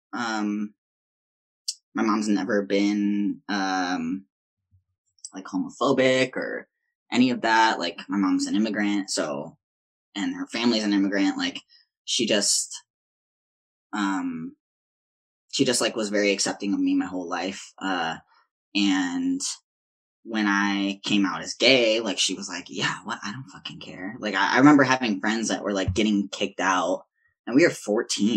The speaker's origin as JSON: {"language": "English", "town": "Chicago", "region": "Illinois", "country": "United States", "also_born_or_lived": "Wisconsin", "moved": "yes", "lives_now": "San Francisco, United States", "said": "I'm from Chicago"}